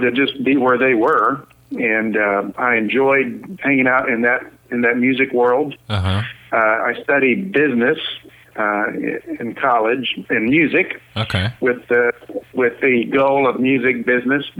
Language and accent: English; Dayton, Ohio, United States; moved away as an adult; also born or lived in Kingsport, Tennessee / Anderson, Indiana; now in Oklahoma City, United States; we moved to Dayton, Ohio, and I was in Dayton until I moved to Oklahoma City